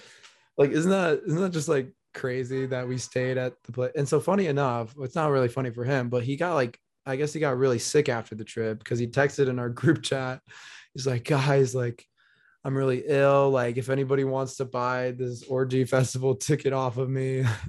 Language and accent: English; Denver, Colorado, United States; growing up in Denver, my body just got used to the dryness